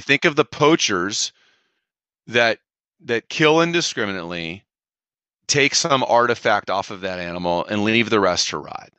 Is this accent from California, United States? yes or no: yes; California, United States